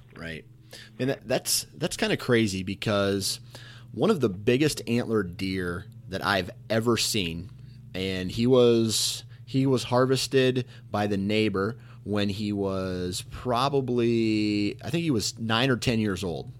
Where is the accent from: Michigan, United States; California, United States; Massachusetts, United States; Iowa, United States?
Iowa, United States; I'm from Iowa